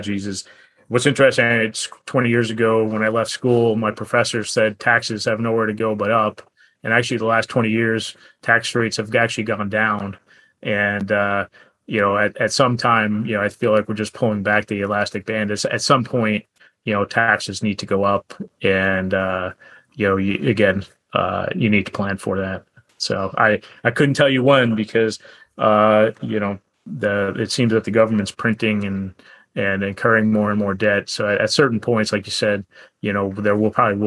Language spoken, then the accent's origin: English; United States; I grew up in the New Jersey, New York area